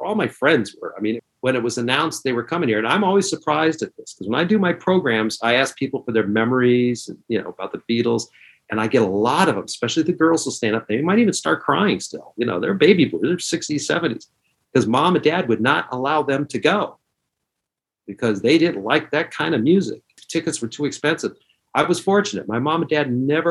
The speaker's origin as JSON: {"language": "English", "region": "Northern Ohio", "country": "United States", "tie": "born or raised there", "said": "growing up in Northern Ohio or anywhere in Ohio"}